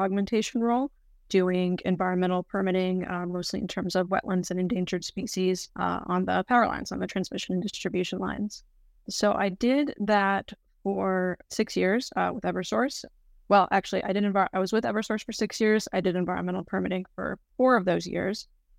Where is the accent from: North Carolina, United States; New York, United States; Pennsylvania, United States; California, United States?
North Carolina, United States; I'm from the South. I'm from North Carolina.